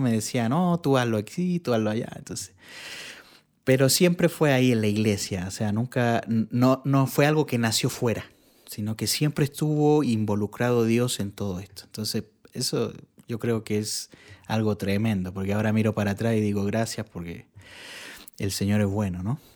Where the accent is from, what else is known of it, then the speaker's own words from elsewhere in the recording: Santiago, Santiago Metropolitan Region, Chile; soy chileno. Eh, nací en Santiago de Chile y bueno, desde desde que, yo tengo uso de razón, mi mamá iba a la iglesia. Y entonces siempre mi, niñez es recordar la iglesia.